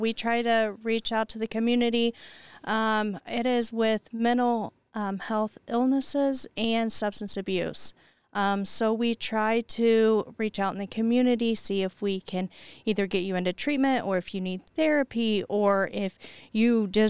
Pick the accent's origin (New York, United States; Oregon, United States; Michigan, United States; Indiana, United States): Indiana, United States; Pendleton; also born or lived in Anderson, Indiana; I grew up in Pendleton. And then I had children. Cost of living was obviously lower here in Anderson, so I moved to Anderson.